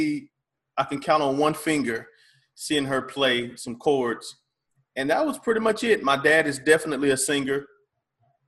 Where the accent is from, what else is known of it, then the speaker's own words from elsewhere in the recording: Fairfax, South Carolina, United States; I'm from Fairfax, South Carolina